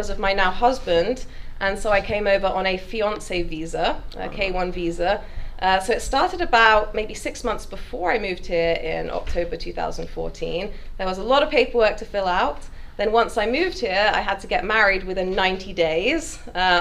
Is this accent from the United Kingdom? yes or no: yes; United Kingdom; moved away as an adult; also born or lived in Liverpool / East Sussex / Devon / London; now in United States; I grew up in England, obviously. I was born in Liverpool, but luckily I only lived there for a year